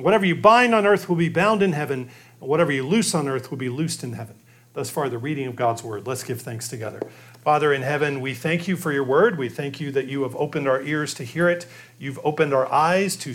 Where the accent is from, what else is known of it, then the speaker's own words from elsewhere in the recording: Midwest, United States; moved away; I grew up mostly in the Midwest